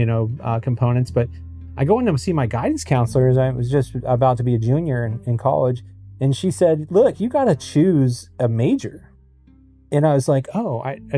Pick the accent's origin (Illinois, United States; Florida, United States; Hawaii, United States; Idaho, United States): Florida, United States; Stuart; I grew up in South Florida, actually the hometown of Stuart, Florida, which is on the southeast coast of Florida